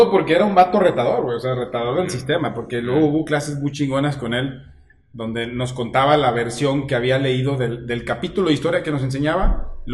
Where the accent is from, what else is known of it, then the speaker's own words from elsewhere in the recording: Mexico; Ese es el pedo que nosotros como mexicanos nunca decimos que somos los más chingones.